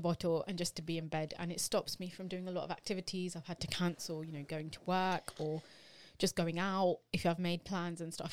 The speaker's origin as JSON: {"language": "English", "country": "United Kingdom", "said": "we are British Asian women"}